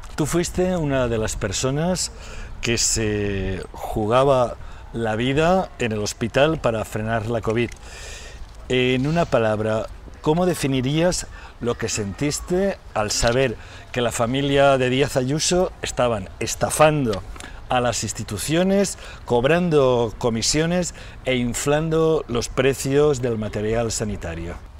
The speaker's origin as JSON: {"language": "Spanish", "region": "Valencian Community", "country": "Spain", "said": "en mi tierra, en el país valenciano"}